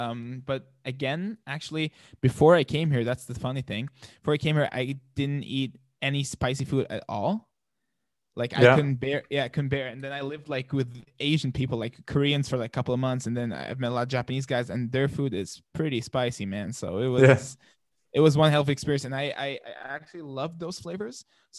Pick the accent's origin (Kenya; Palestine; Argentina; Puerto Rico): Palestine; now in Germany; I think the culture there is very, very family oriented.